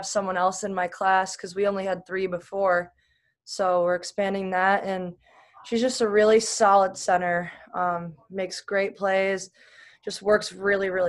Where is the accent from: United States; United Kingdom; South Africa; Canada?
United States; Buffalo, New York; my hometown in Buffalo